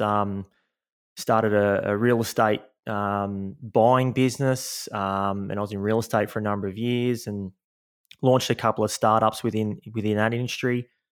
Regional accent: Sydney, New South Wales, Australia; Born and raised in Sydney, Australia, in the, uh, eastern suburbs, so a couple of beaches down from Bondi Beach

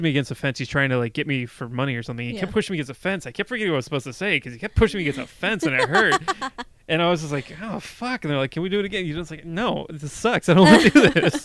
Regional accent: Texas, United States; I grew up in Texas.

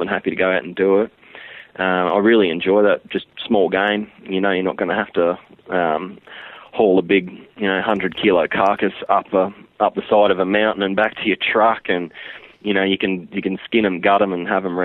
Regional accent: Brisbane, Queensland, Australia; also born or lived in Mungar, Queensland; I was born in Brisbane, lived here till on the outskirts of Brisbane, till I was about 10, and then I think my parents had sort of had enough of it, like city and noise and living on top of your neighbours, and they just had enough of it, and they bought a little block at a little country town called Mungar.

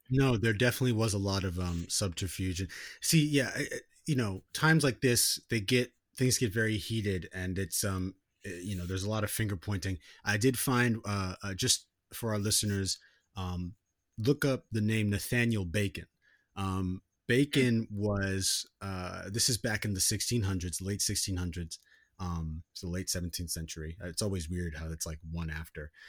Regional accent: United States; growing up in America, like, I never really had any identification with, like, being an American person.

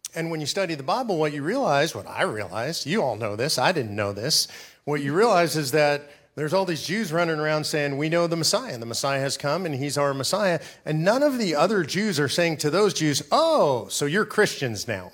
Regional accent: Los Angeles, California, United States; I was raised in Los Angeles, California

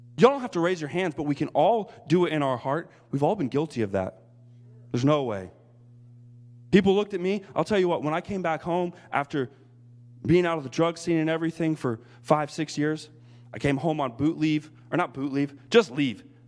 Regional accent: United States; moved away as an adult; now in Japan; I am so captivated by God to try to encourage the body of Christ in America while I'm here

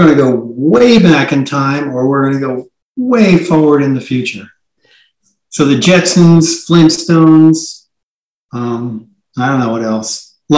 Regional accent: New Jersey, United States; moved away; also born or lived in Bay Area, California / Montana; I grew up on the East Coast in New Jersey

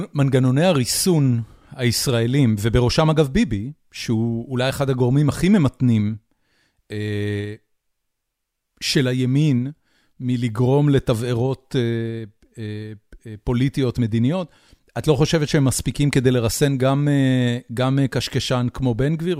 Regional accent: Haifa, Haifa District, Israel; חיפה לצורך העניין, שהיא אה, עיר הולדתי ואני מכיר אותה יחסית טוב

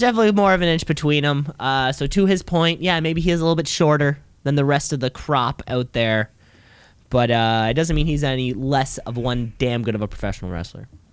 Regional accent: Canada; as a Canadian

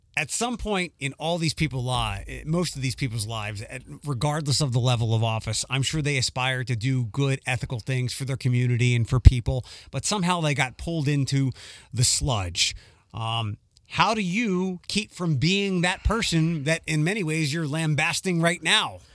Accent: Philadelphia, Pennsylvania, United States; moved away; when I was growing up in Philadelphia

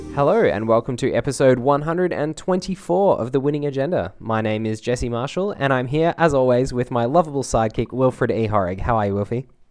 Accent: Australia

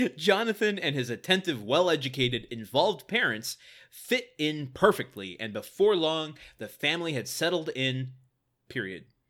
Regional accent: Midwest, United States; I'm from the Midwest

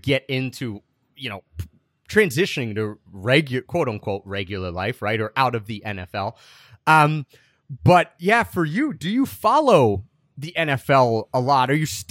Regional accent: Philadelphia, Pennsylvania, United States; also born or lived in Japan; I grew up in Philadelphia

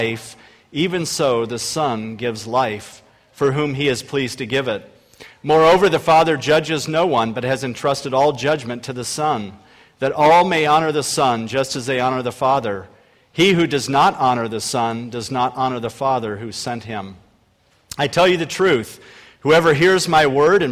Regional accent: Akron, Ohio, United States; I was a bread salesman in my hometown, Akron, Ohio

